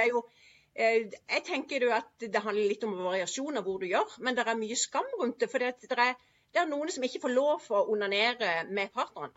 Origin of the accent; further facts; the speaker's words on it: Sørlandet, Southern Norway, Norway; jeg er jo fra Sørlandet